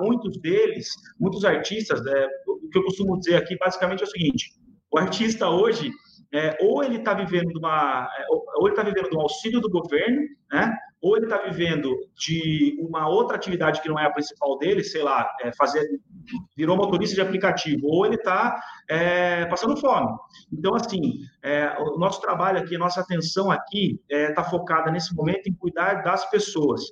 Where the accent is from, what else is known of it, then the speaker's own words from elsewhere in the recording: Sorocaba, São Paulo, Brazil; sou sorocabano